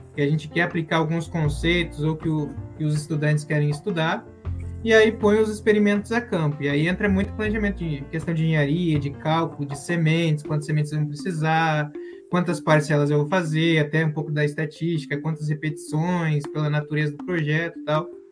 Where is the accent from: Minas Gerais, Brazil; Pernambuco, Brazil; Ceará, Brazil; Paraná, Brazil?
Paraná, Brazil; Curitiba; moved away as an adult; also born or lived in Londrina / Oklahoma; now in United States; eu nasci em Curitiba, então meu documento é. Eu sou curitibano